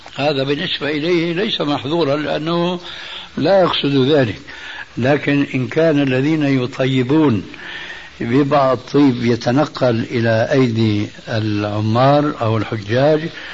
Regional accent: Syria; عندنا في سوريا

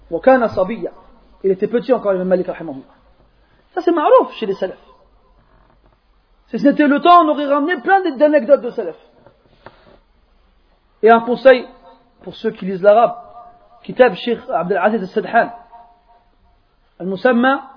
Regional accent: France; born there; Moi, je suis né comme vous en France. Et avant une douzaine d'années, je ne parlais pas un mot d'arabe.

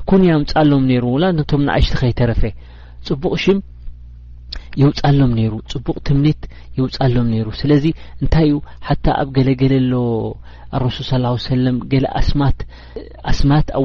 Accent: Eritrea; moved away; ንሕና ከም ኤርትራውያን

